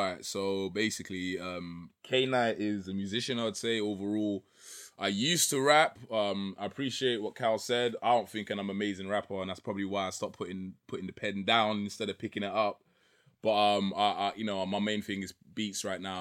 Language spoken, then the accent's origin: English; London, United Kingdom; also born or lived in Trinidad; I grew up in East London, Waltham style